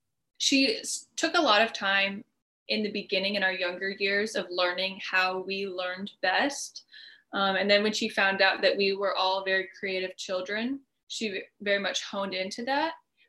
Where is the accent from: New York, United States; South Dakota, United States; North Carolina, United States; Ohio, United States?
South Dakota, United States; now in California, United States; Life in South Dakota was absolutely amazing. I feel like for sure we'll end up back there. We grew up going to the lakes, going outside, hiking, camping, fishing.